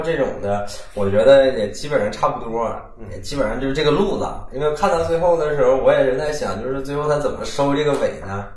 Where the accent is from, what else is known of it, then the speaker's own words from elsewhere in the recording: Northeast China, China; accent: Northeastern; 用咱东北话说